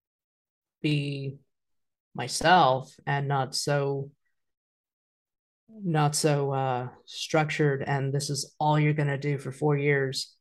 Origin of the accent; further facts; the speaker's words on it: Wichita, Kansas, United States; I ended up staying in Wichita, my hometown